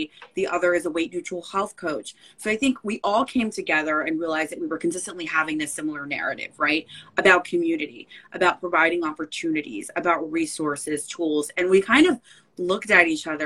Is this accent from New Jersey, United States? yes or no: yes; Belleville, New Jersey, United States; moved away as an adult; now in Brooklyn, United States; I grew up in Belleville, New Jersey, North Newark, so Essex County, so northern New Jersey.